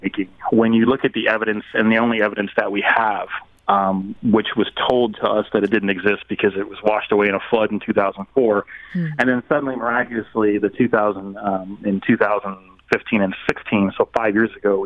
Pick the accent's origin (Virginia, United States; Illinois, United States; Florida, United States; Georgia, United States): Florida, United States; Miami; moved away; also born or lived in St. Louis; growing up in Miami and then being in St. Louis